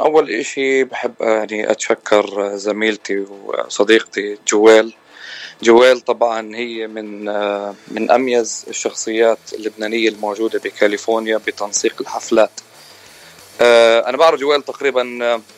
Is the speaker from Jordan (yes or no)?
yes; Jordan; moved away as an adult; also born or lived in Palestine (ancestry); now in California, United States; انا آه يعني اوريجينالي من فلسطين بس مواليد الاردن آه، تخرجت من الاردن واجيت على امريكا تقريبا بال 2005